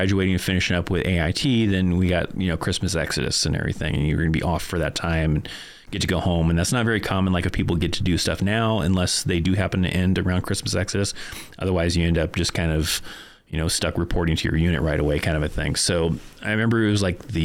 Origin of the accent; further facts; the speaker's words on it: Bishop, California, United States; moved away as an adult; also born or lived in Korea / Fort Carson, Colorado; my hometown of Bishop, California